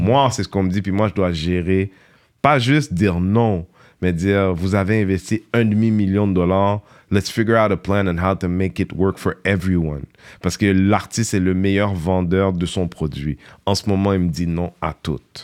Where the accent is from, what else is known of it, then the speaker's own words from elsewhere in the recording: Montreal, Quebec, Canada; moi de Montréal, petit quartier